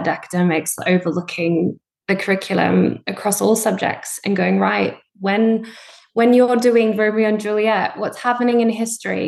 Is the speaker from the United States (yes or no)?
no; Australia; moved away as an adult; now in United Kingdom; I grew up in Australia. I did all my A-levels equivalent there